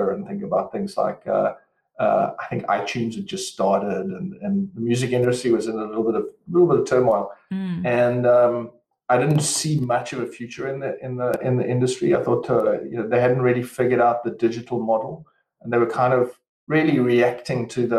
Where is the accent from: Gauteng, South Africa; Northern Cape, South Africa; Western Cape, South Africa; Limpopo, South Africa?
Western Cape, South Africa; moved away as an adult; as you can probably hear from my accent, I'm originally from South Africa, raised, grown, etc. in the sunny Cape down in South Africa.